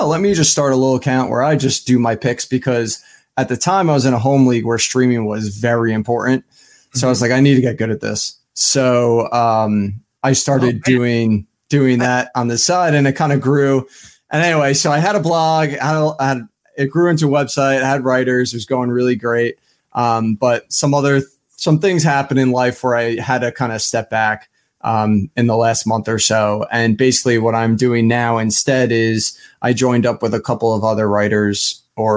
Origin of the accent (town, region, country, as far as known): Smithtown, New York, United States; born or raised there; also born or lived in Nassau County, Long Island, New York